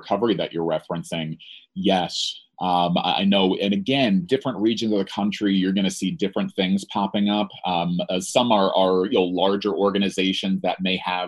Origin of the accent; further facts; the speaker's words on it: New Jersey, United States; I'm from New Jersey